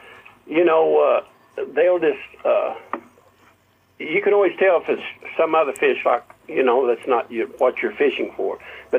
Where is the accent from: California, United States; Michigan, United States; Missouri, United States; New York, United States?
Missouri, United States; Mountain View; I was born in Mountain View, Missouri.